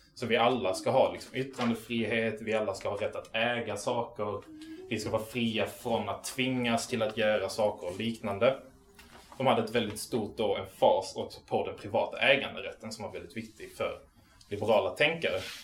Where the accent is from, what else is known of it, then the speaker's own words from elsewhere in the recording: Malmö, Skåne, Sweden; also born or lived in Arlöv; jag är från Malmö. Jag är uppväxt i eh, Arlöv och Rosengård